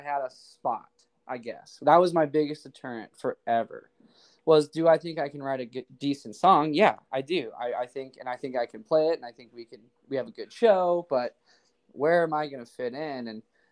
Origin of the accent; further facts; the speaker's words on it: North Idaho, United States; I'm born and raised in North Idaho.